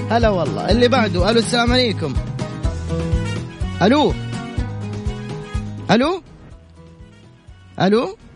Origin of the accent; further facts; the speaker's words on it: Aleppo, Aleppo Governorate, Syria; now in Jeddah, Saudi Arabia; انا سوري بس آه، مقيم بجده من جديد